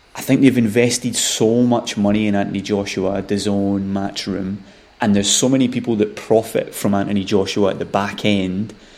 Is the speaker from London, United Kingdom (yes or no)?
no; Scotland, United Kingdom; as a Scottish boxing fan